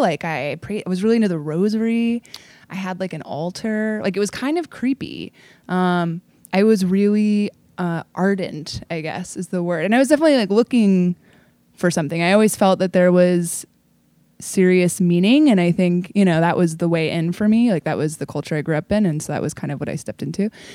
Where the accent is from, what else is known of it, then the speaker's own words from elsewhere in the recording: Portland, Oregon, United States; I was, like, a kid actor for a bunch of pro theaters in Portland